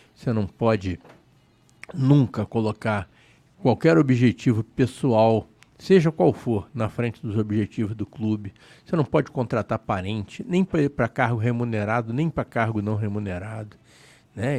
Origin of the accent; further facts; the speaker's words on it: Rio de Janeiro, Brazil; É a casa do Flamengo, é onde eu fui criado, né? eu morava ali perto